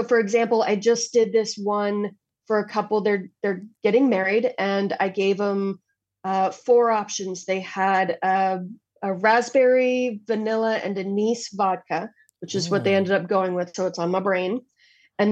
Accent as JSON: {"language": "English", "country": "United States", "said": "as an American"}